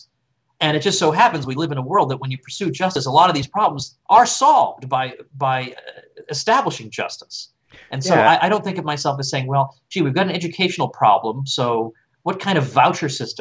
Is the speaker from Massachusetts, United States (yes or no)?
yes; Massachusetts, United States; I'm from Massachusetts